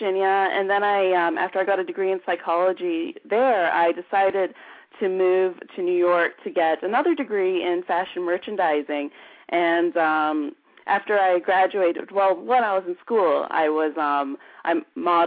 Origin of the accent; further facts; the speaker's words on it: Canada; moved away; growing up in Canada during the 80s